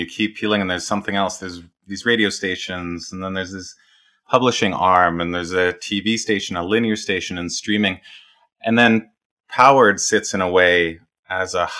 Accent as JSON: {"language": "English", "country": "Canada", "said": "I'm Canadian, Commonwealth country there with Australia"}